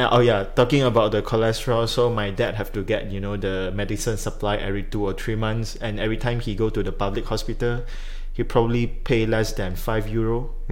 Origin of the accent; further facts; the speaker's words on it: Malaysia; as a Malaysian